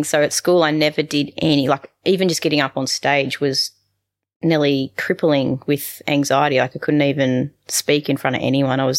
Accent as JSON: {"language": "English", "region": "New England", "country": "United States", "tie": "born or raised there", "said": "we had horses growing up in the New England."}